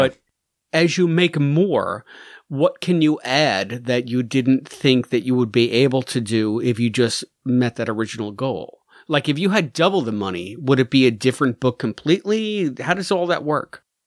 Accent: United States; As an American

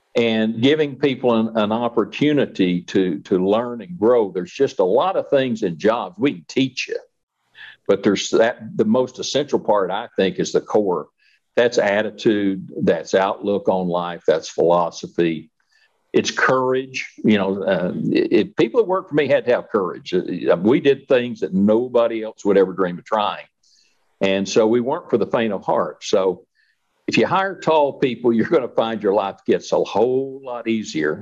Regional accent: Wichita Falls, Texas, United States; moved away as an adult; also born or lived in Malvern; I grew up in Wichita Falls, Texas

